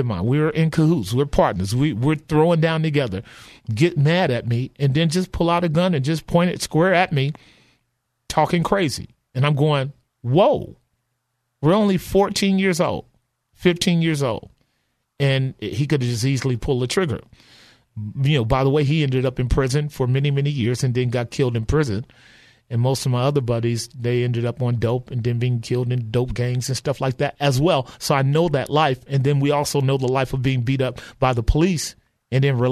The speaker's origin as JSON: {"language": "English", "town": "Oakland", "region": "California", "country": "United States", "tie": "born or raised there", "said": "Grew up in the '60s, and all I knew was violence during the time of a great deal of. Both drug trafficking in West Oakland and East Oakland"}